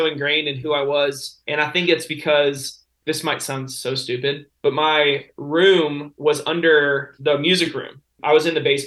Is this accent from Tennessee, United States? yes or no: yes; Nashville, Tennessee, United States; So I was born in Nashville, Tennessee